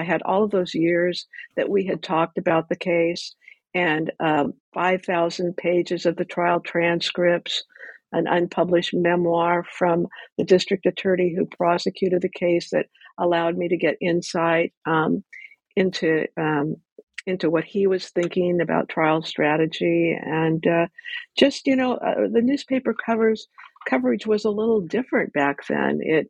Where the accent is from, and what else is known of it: Ventura, California, United States; born or raised there